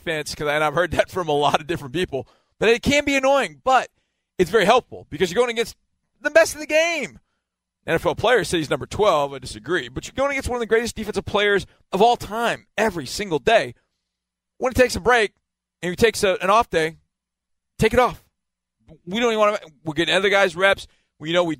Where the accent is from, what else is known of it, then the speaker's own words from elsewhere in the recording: Wisconsin, United States; I grew up in Wisconsin